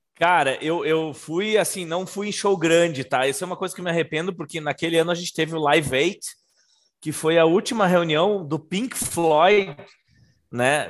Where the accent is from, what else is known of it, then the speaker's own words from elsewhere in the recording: Brazil; moved away; also born or lived in London, United Kingdom; a gente é do Brasil, a gente veio do Brasil para assistir um jogo aqui na Inglaterra